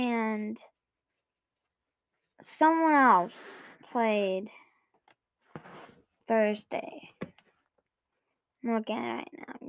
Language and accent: English; Arizona, United States; I'm from Arizona.